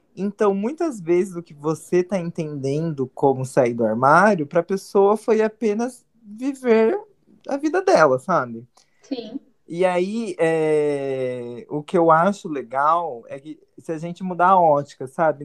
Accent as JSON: {"language": "Portuguese", "town": "Mogi das Cruzes", "region": "São Paulo", "country": "Brazil", "said": "nós dois somos de Mogi"}